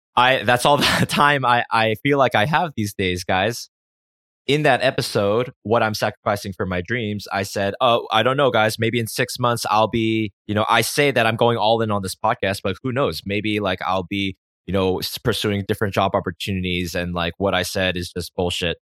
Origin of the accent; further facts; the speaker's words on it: United States; I grew up in America